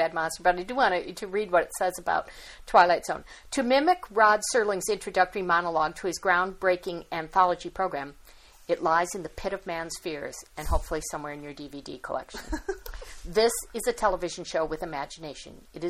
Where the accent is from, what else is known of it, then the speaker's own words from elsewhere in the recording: United States; But I'm American